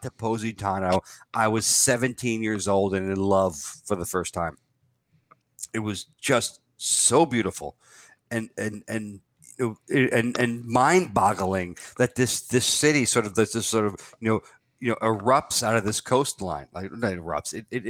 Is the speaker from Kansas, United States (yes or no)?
no; New York, United States; I'm a New Yorker, so Rome is much more akin to New York than Florence. I happened to live in Florence for a year. I lived in Rome for a summer